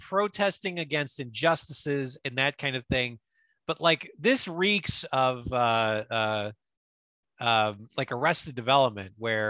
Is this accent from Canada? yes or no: yes; Canada; So then I decided I didn't want to do the drafts, and I'm from Canada.